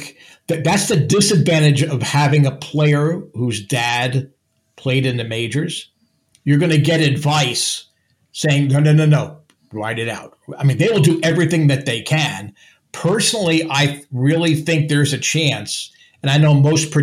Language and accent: English; New Jersey, United States; I'm from New Jersey